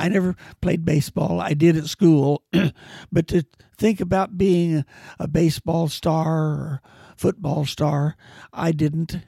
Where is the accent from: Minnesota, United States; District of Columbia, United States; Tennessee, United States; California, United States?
California, United States; Mariposa; also born or lived in Merced, California; in my junior year, I moved from Mariposa to Merced with my grandfolks